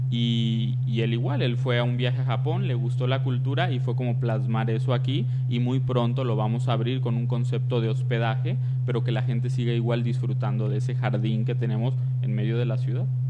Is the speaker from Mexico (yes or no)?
yes; Tepatitlán, Jalisco, Mexico; yo soy de Tepatitlán, Jalisco